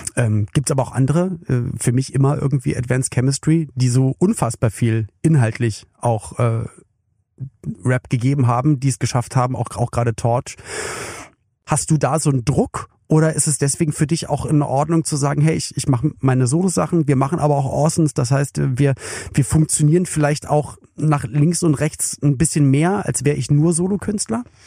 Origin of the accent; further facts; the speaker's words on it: Berlin, Germany; ich komme ja aus West-Berlin